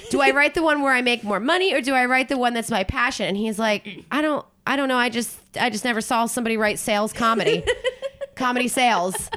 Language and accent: English; Philadelphia, Pennsylvania, United States; moved away; also born or lived in New Jersey / South Carolina; I grew up in New Jersey and Philadelphia area